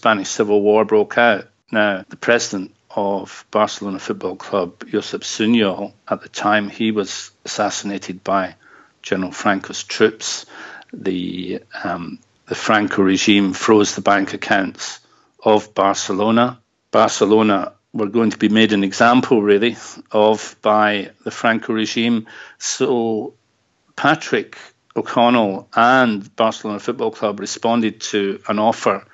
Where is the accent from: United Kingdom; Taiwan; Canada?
United Kingdom; Dumbarton, Scotland; Dumbarton in Scotland, which just so happened to be my hometown